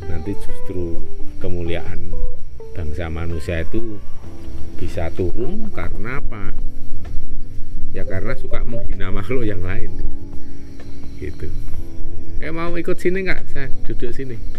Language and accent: Indonesian; Java, Indonesia; kita sendiri itu sebagai orang Jawa yang nguri-uri kearifan lokal atau lokal wisdom